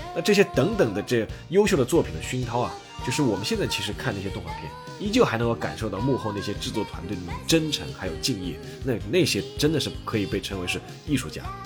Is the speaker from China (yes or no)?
yes; China; 我们中国人熟悉的那个孙悟空